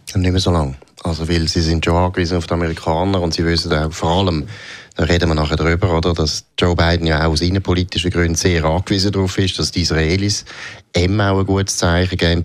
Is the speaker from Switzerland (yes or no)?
yes; Switzerland; Haben wir je als Schweizer